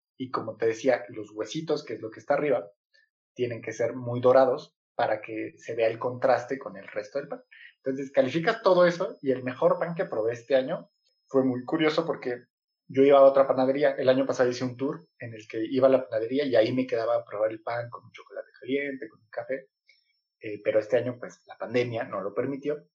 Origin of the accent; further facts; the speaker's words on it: Mexico; yo cuando era niño, acá en México tenemos un sistema que es primaria